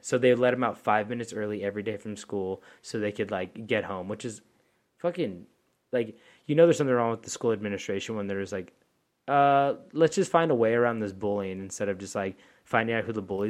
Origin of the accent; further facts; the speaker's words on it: Louisiana, United States; Like, oh yeah, how y'all going? Hold on, I'm from Louisiana.